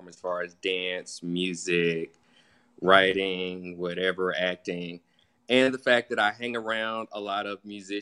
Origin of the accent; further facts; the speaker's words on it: Tifton, Georgia, United States; now in Atlanta, United States; I'm from Tifton, Georgia, South Georgia. But I've been in Atlanta for like over 20 years.